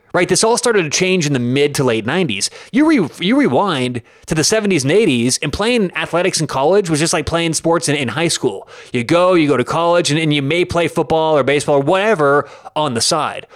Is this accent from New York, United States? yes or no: no; Denver, Colorado, United States; I am from Denver